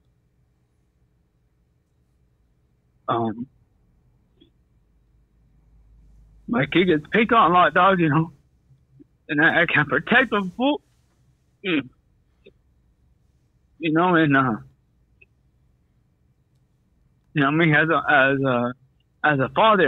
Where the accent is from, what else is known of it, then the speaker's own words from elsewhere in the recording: Santa Ana, California, United States; I'm from Santana.